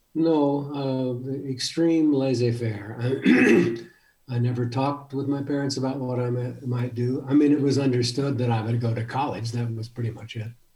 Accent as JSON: {"language": "English", "town": "El Paso", "region": "Texas", "country": "United States", "tie": "born or raised there", "also_born_or_lived": "Michigan", "moved": "yes", "lives_now": "Tucson, United States", "said": "I grew up in El Paso, Texas"}